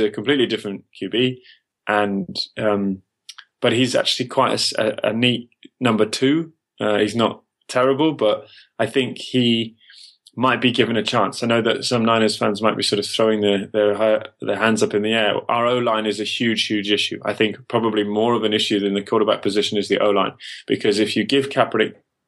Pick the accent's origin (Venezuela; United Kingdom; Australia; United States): United Kingdom; England; I'm English